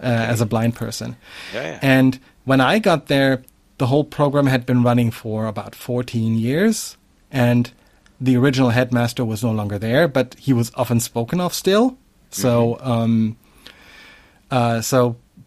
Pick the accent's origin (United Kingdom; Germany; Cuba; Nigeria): Germany; moved away; also born or lived in Hamburg; the small town that I was born in, actually was close to the former eastern border